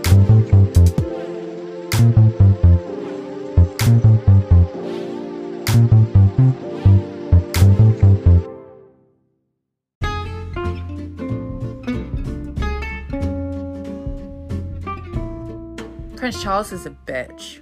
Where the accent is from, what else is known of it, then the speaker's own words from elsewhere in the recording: Croydon, London, United Kingdom; I was born in Croydon. So it's just up the road